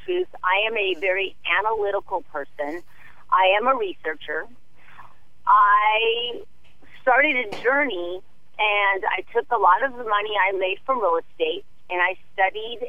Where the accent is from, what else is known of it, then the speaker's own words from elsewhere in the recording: Manhattan Beach, California, United States; I grew up in Manhattan Beach